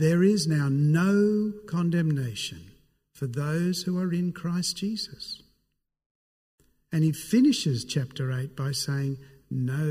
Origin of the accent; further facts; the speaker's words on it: Sydney, New South Wales, Australia; I'm from Sydney.